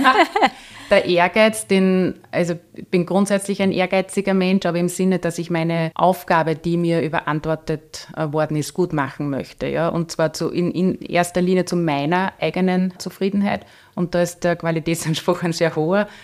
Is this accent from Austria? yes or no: yes; Upper Austria, Austria; ich, wohne in dem Ort, wo ich aufgewachsen bin.